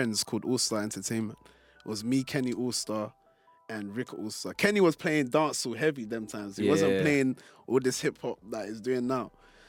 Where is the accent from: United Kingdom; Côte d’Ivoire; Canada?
Côte d’Ivoire; So I was always like, I'm from Ivory Coast or whatever. I was like, oh, where's that? Then I have to then explain that, oh yeah, it's next door to Ghana or whatever.